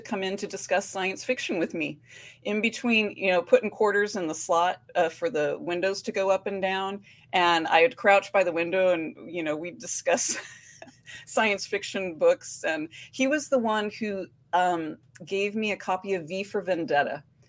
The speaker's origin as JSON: {"language": "English", "town": "Oakland", "region": "California", "country": "United States", "lives_now": "Portland, United States", "said": "You know, I came from the Oakland-Berkeley border to Portland, which was a shock."}